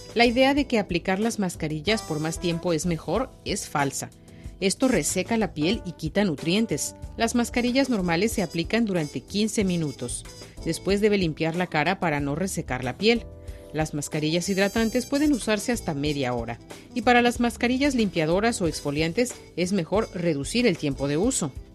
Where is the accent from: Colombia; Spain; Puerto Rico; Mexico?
Mexico; now in China; en mi país, en México